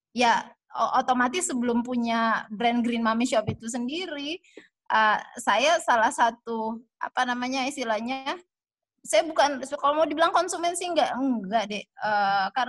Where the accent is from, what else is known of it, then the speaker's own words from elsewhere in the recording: Manado, North Sulawesi, Indonesia; saya lahir besar di Manado